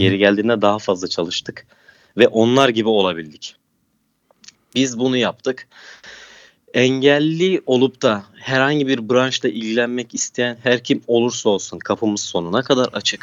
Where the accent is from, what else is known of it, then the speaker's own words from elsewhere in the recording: Turkey; kendi memleketimde